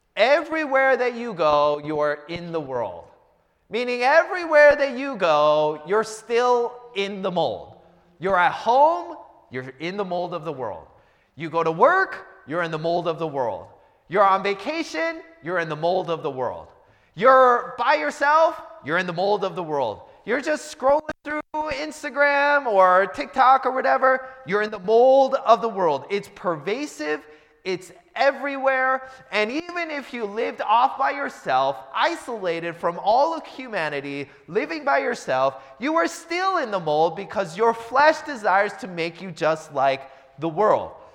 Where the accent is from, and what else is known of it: United States